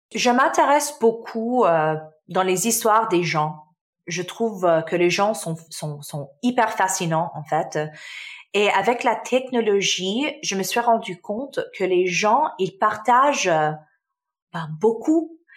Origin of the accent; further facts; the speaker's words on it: Canada; French is a second language; also born or lived in Damascus, Syria; Je suis euh, née en Syrie, en Damas, donc je suis syrienne. Ma famille, euh, on a déménagé au Canada euh, quand j'avais six ans